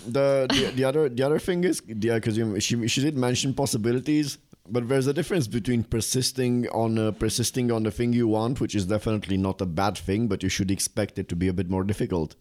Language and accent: English; Bucharest, Romania; now in Prague, Czech Republic; I come from a place no one wants to visit. It's not a thing on a, on a you know on the global map of tourism. Bucharest